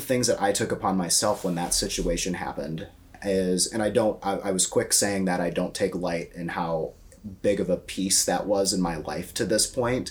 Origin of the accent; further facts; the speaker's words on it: Iowa, United States; now in Chicago, United States; I'm from Iowa. We don't have views like that in Iowa